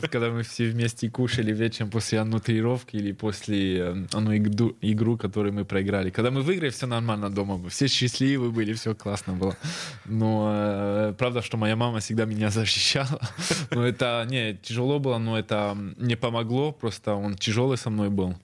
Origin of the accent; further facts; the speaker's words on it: France; moved away as an adult; now in Saint Petersburg, Russia; я родился во Франции